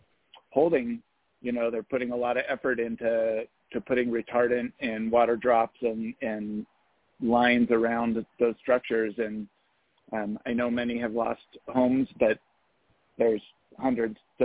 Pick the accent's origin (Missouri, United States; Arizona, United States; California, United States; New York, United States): California, United States; Yosemite Valley; I was born in Yosemite Valley and have lived there my entire life, and I'm 48